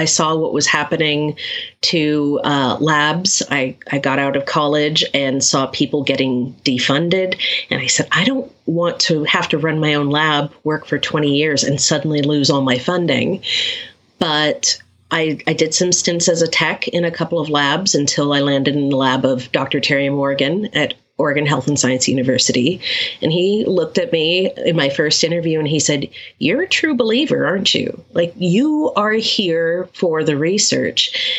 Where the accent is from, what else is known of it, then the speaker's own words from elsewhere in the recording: Japan; I've always picked up languages very quickly. I grew up in Japan, and I had friends from all over the world. So I speak a smattering of a whole bunch of different languages, but I'm fluent in English and Spanish